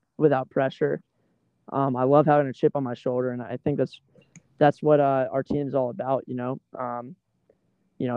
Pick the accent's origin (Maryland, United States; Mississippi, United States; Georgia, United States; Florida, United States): Georgia, United States; Athens; moved away as an adult; I'm from Athens, Georgia, and, you know, in high school, I trained in some really tough weather